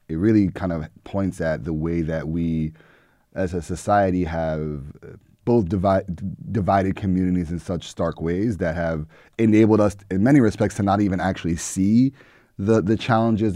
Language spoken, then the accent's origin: English; New York City, New York, United States; I'm from New York City, I'm from the Bronx, and I went to middle and high school in the suburbs of New York City